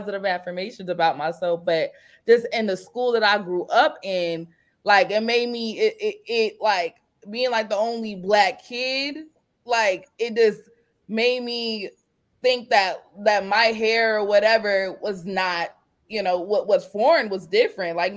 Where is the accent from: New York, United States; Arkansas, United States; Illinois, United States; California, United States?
California, United States; I'm from California